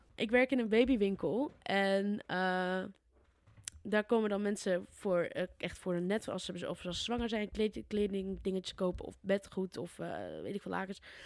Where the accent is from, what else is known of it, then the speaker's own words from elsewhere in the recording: Putten, Gelderland, Netherlands; moved away; bij ons in Putten